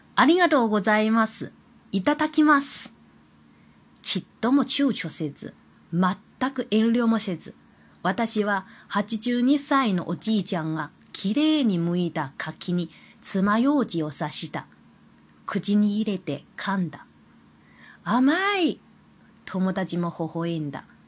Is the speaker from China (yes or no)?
yes; China; Japanese is a second language; moved away as an adult; now in Kobe, Japan; 私はもともと中国人なので、中国語はできることは当たり前のことではないか。